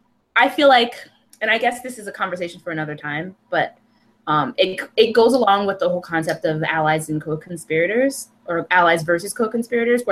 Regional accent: United States; I don't know where the hell I'm from, because my ancestors were taken from somewhere and brought here. And so I'm American as far as I know

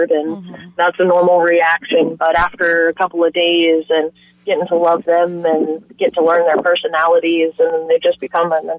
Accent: Flagler County, Florida, United States; I was born and raised right here in Flagler County. I've been here my entire life

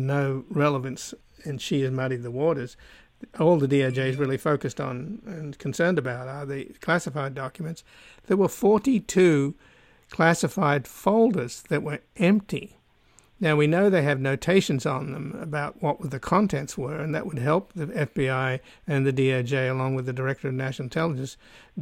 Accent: Australia; now in United States; I'm come from Australia

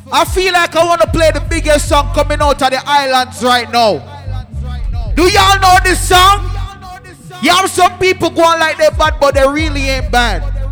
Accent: New York, United States; Growing up in New York, this is all we used to listen to.

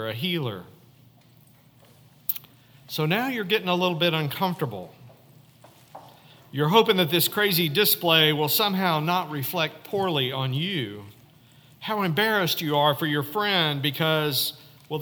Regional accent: Fayetteville, Arkansas, United States; moved away; my hometown, Fayetteville, Arkansas, at 1751 Wheeler Street

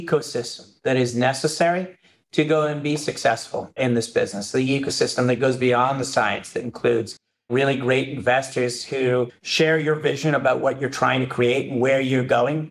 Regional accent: Canada; moved away as an adult; I'm Canadian.

